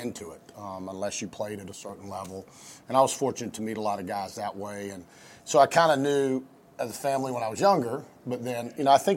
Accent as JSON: {"language": "English", "region": "North Carolina", "country": "United States", "tie": "born or raised there", "moved": "yes", "said": "I grew up in North Carolina as well"}